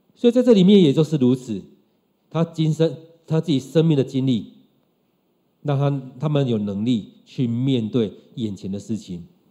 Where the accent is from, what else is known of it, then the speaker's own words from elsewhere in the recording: Taiwan; 用我们台湾人来讲的话，就是从台北到全台湾